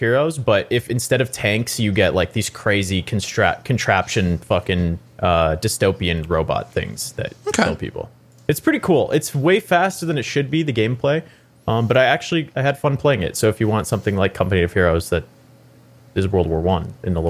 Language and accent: English; Arizona, United States; I grew up actually in Arizona in a very cowboy-esque area.